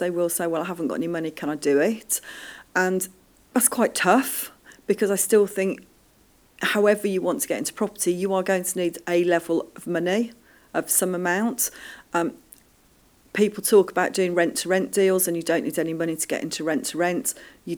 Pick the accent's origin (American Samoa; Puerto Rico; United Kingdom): United Kingdom; Birmingham, West Midlands; Birmingham now, I am so happy, is my hometown.